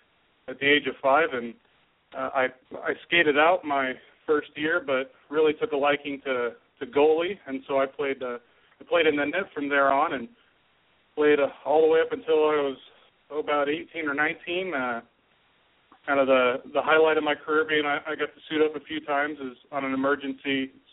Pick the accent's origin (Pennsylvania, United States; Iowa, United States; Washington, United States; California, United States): Washington, United States; Tri-Cities; I grew up in the Tri-Cities, born and raised there.